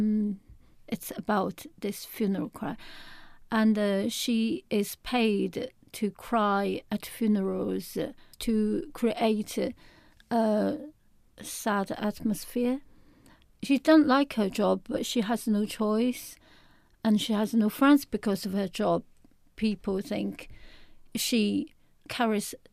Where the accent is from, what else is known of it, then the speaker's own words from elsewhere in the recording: Shanghai, China; I'm from Shanghai in a big city